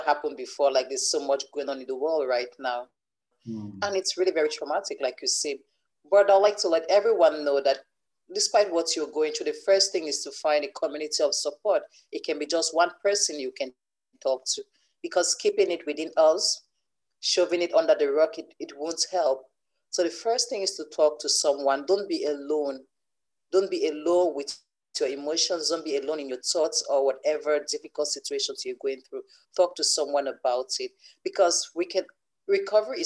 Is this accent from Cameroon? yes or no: yes; Cameroon; now in Canada; currently I live in Canada, but I grew up in Cameroon.